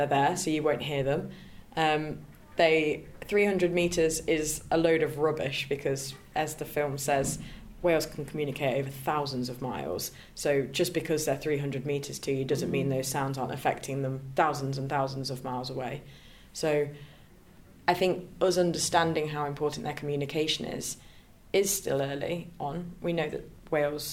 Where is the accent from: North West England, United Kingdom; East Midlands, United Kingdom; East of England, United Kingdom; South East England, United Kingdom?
East Midlands, United Kingdom; Leicester; I'm from Leicester